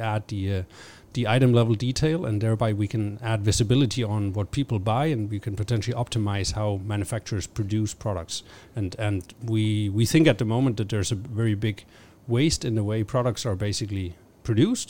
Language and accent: English; Denmark; I'm originally from Denmark.